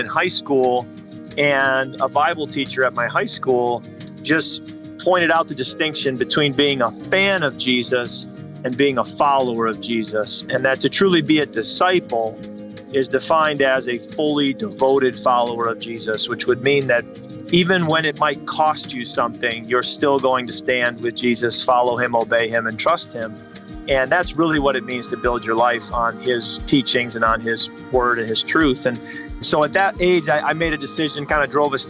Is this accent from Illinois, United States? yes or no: yes; Chicago suburbs, Illinois, United States; I grew up in the Chicago suburbs